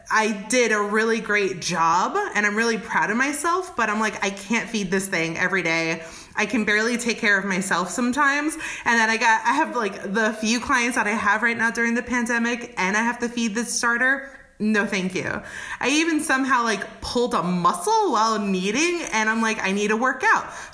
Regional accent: New York, United States; moved away as an adult; now in Oakland, United States; I'm originally from New York

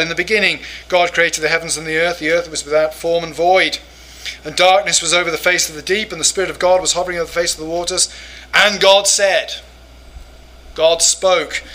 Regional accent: England, United Kingdom; moved away as an adult; now in United States; as an English person

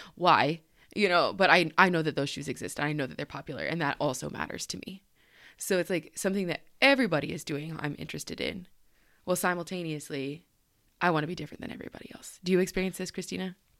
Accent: Colorado, United States; now in East Coast, United States; I am from Colorado

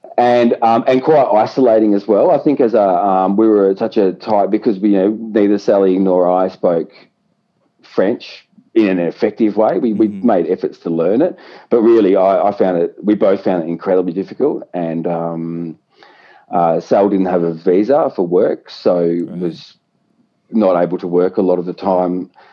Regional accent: Yarra Glen, Victoria, Australia; I grew up in Yarra Glen

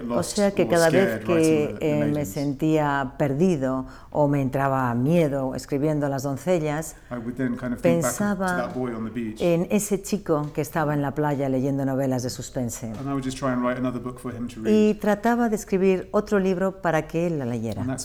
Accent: Cyprus; Chipre y entonces uno no puede escapar a la mitología

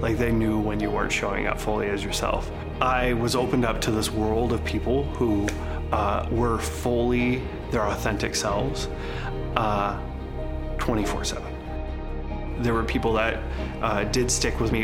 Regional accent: Seattle, Washington, United States; I'm from Seattle, Washington

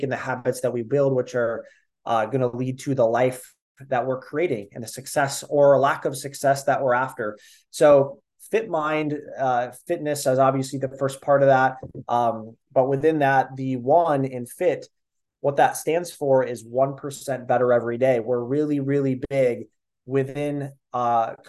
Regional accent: Minnesota, United States; I am 25 from Minnesota

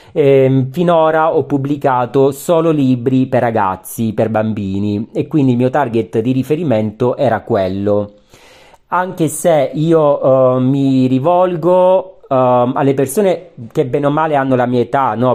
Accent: Calabria, Italy; Calabria, terra che amo, visto che ci sono nato

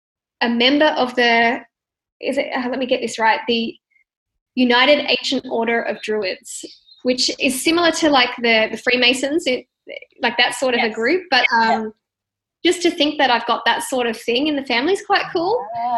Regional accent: Sydney, New South Wales, Australia; born there; also born or lived in Western Australia / Perth / Melbourne; I myself have lived all over Australia, and I was born in Sydney, lived out in the country, New South Wales, moved all the way over to Western Australia, went up to the like Northern WA, lived in Perth, moved to Melbourne, back in New South Wales now.

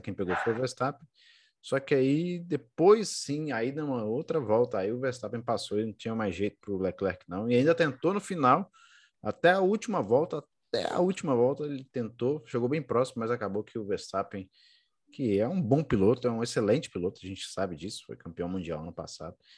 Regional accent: Brazil; nós somos brasileiros

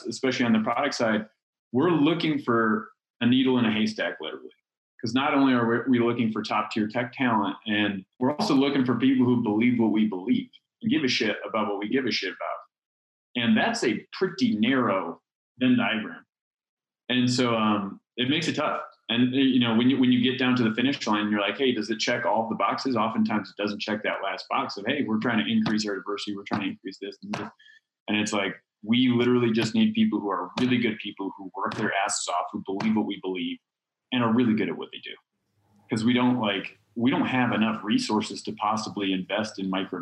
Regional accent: Chicago, Illinois, United States; moved away as an adult; also born or lived in San Diego; I'm from Chicago.

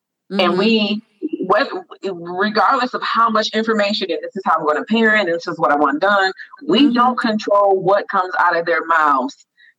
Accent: United States; I was born and raised in America.

